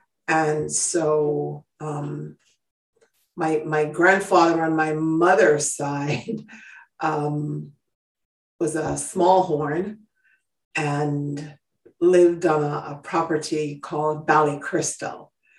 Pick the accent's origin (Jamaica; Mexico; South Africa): Jamaica; also born or lived in Greater Philadelphia Area; now in Philadelphia, United States; I'm an immigrant from Jamaica. I've been in the U.S. for almost 35 years.